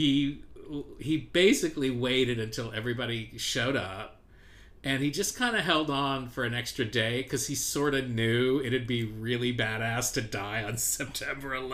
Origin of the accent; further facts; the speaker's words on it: Ohio, United States; I'm from Ohio